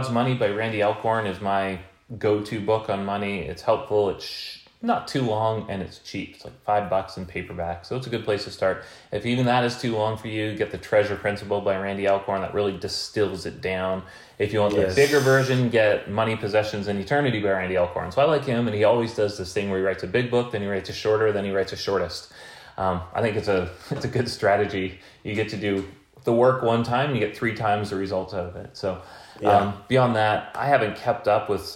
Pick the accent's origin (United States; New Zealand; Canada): Canada; being Canadian